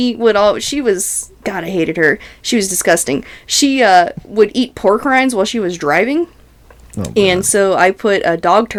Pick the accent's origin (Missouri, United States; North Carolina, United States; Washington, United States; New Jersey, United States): North Carolina, United States; When I grew up in North Carolina